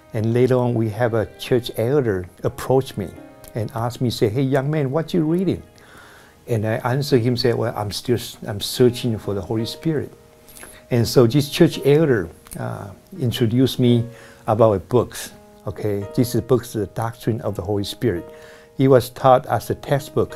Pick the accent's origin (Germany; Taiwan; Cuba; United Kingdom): Taiwan; moved away as an adult; now in Bay Area, United States; when I finished my military service and I came back to Taiwan